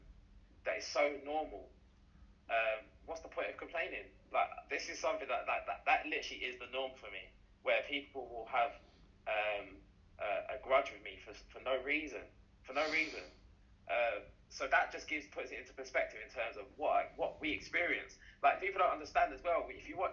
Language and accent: English; Jamaica; Yeah. I'm from Jamaica.